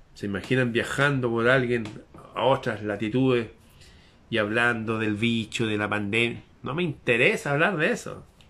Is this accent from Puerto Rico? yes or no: no; Chile; nuestro antepasado que fue un general famoso en mi país hace 200 años atrás